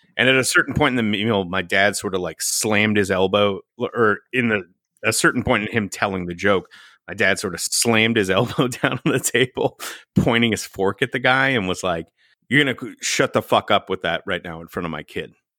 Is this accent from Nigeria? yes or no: no; Texas, United States; growing up in Teps, uh, Texas